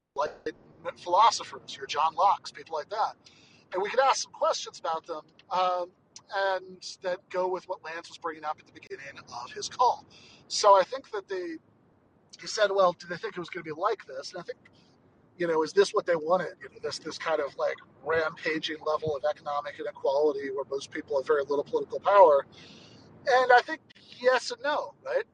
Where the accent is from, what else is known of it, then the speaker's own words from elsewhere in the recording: Michigan, United States; moved away; in places like Michigan, my home state, which is actually where I am right now visiting